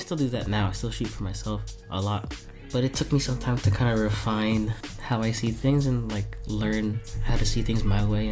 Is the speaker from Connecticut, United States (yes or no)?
no; New Jersey, United States; also born or lived in East Brunswick, New Jersey; I was born in Jersey City, and I lived there till I was... 11